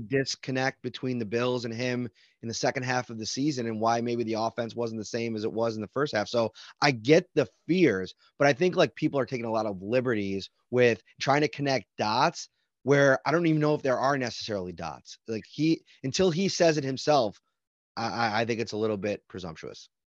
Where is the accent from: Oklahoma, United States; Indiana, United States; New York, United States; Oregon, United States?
New York, United States; Buffalo; I grew up in Buffalo